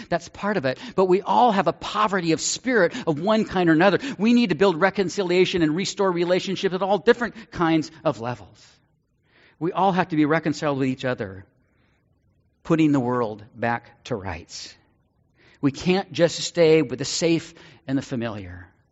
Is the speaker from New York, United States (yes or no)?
no; Northern California, United States; Growing up in Northern California, mission to me was a street and a district in San Francisco